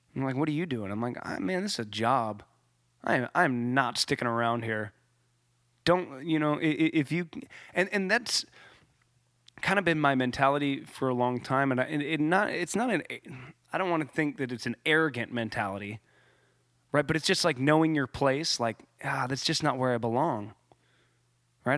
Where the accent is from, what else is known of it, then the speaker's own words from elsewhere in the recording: Ramona, California, United States; in Ramona, in my hometown, it got hot